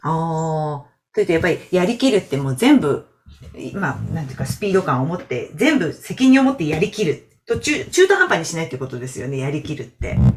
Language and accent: Japanese; Toyama, Japan; now in Shizuoka, Japan; 私、富山なんですけど